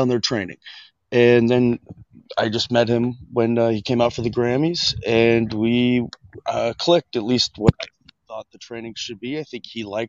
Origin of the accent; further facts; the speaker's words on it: Washington, United States; when I was growing up in Washington State in the 90s